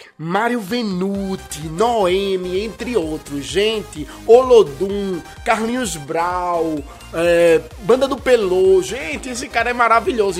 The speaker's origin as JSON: {"language": "Portuguese", "town": "Itamaracá", "region": "Pernambuco", "country": "Brazil", "tie": "born or raised there", "said": "lá da ilha de Itamaracá, a minha terra natal, a ilha maravilhosa"}